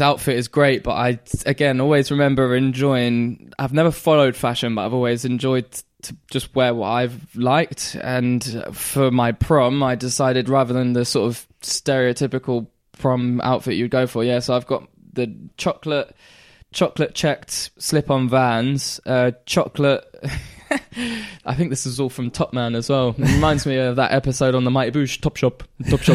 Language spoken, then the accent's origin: English; Great Yarmouth, East of England, United Kingdom; also born or lived in Caister-on-Sea; we moved from Caister back to Great Yarmouth at this point